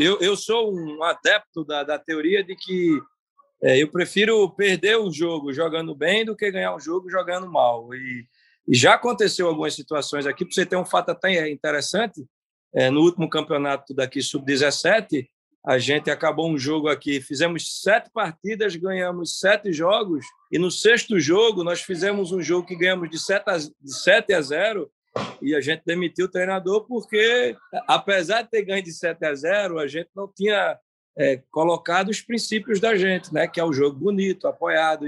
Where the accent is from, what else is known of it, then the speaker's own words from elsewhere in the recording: Northeast Region, Brazil; eu, como nordestino, e um cara aqui no Nordeste